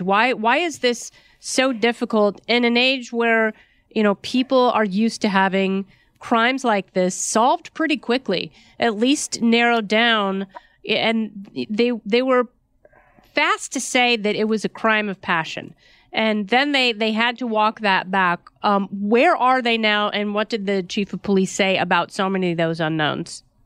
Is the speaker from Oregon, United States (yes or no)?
yes; Oregon, United States; I grew up in Oregon